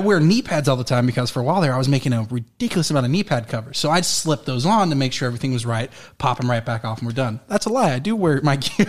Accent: Florida, United States; moved away; also born or lived in Colorado; I moved back to Florida, where I was born

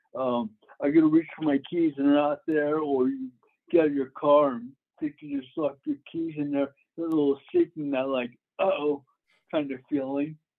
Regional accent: Florida, United States; moved away as an adult; also born or lived in Denver; I grew up in Florida.

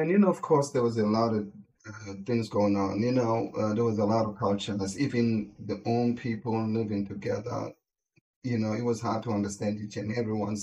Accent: Soweto, Gauteng, South Africa; English is a second language; moved away as an adult; also born or lived in Alexandra Township; now in United States; my mother took me to my grandmother's house in Soweto. That's where my life started, because I was raised by my grandmother and my grandfather.

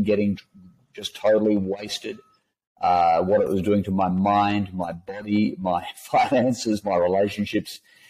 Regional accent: Western Australia, Australia; also born or lived in Perth; So I was born in Western Australia, and a classic West Australian background

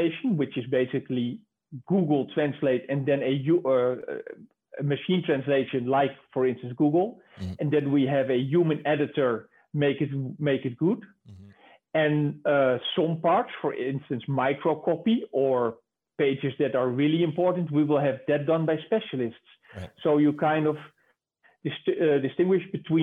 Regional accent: Netherlands; English is a second language; I'm from the Netherlands myself. We have one of the highest competencies of speaking English in the world

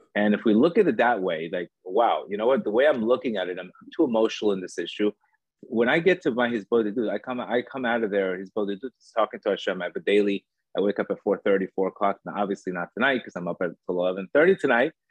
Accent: Miami Beach, Florida, United States; also born or lived in Colombia; I was born in Colombia. Um, I grew up in Miami Beach

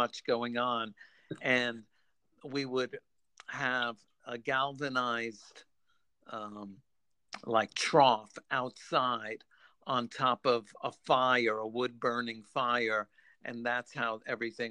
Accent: New York City, New York, United States; I grew up in New York City.

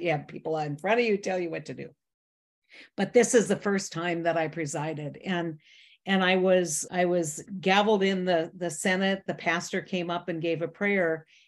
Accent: North Dakota, United States; I'm a kid from North Dakota, small town, ninety people

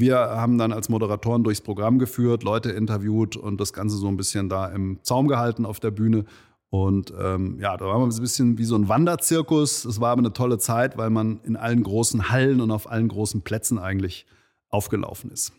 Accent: Langen, Hesse, Germany; also born or lived in Offenbach / Darmstadt; aufgewachsen bin ich in Langen

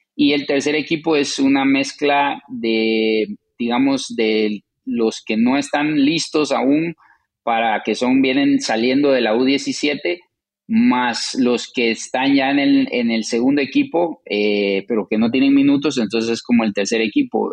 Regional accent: Guatemala; moved away as an adult; also born or lived in New Jersey / Colorado; now in St. Louis, United States; ya crecimos. Eh, tuvimos toda una vida en, Guatemala

